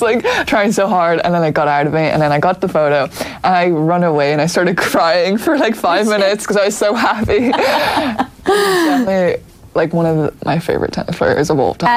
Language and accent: English; Dublin, Leinster, Ireland; moved away as an adult; also born or lived in Florida, United States; we grew up in Donnybrook